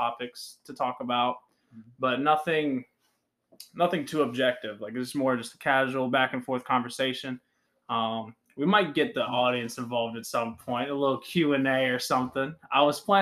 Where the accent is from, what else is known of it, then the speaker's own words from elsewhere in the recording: Colonial Heights, Virginia, United States; we are from Colonial Heights, Virginia